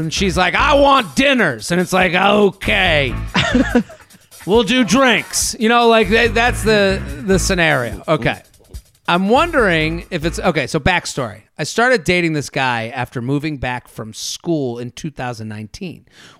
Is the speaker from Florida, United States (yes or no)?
yes; Fort Lauderdale, Florida, United States; I'm from Fort Lauderdale, so we do have outdoor drinking options down here.